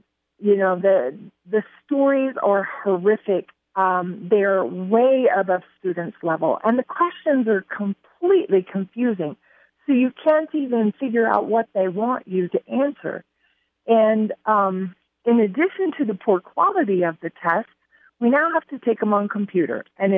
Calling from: Colorado, United States; I am calling from Colorado

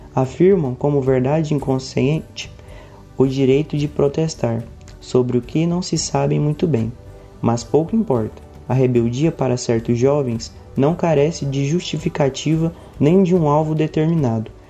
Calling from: Goiânia, Goiás, Brazil; eu falo de Goiânia

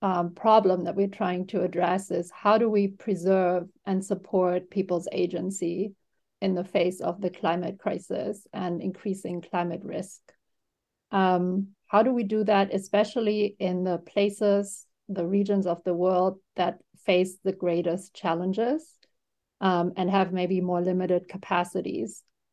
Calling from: New York, United States; I'm calling in from New York

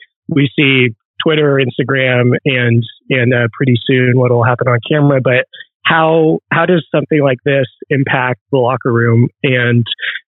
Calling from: New York City, New York, United States; I'm calling from New York City.

